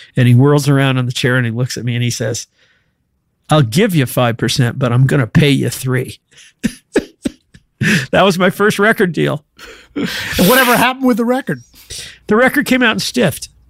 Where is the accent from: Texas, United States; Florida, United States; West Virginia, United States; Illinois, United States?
Illinois, United States; Danville; also born or lived in Chicago, Illinois; I was I was born in Chicago. Uh, was raised in a little town called Danville, Illinois.